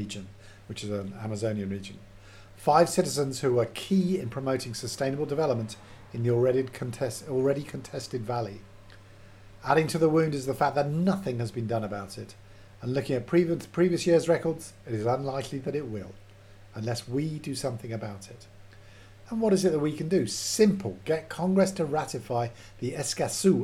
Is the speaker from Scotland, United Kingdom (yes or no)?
yes; Edinburgh, Scotland, United Kingdom; moved away; we're both from Edinburgh